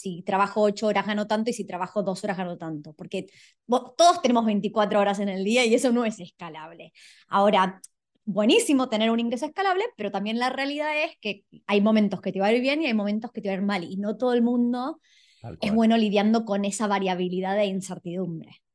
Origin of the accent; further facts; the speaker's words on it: Buenos Aires, Argentina; moved away; yo soy de Buenos Aires, no tenía la playa a 200 metros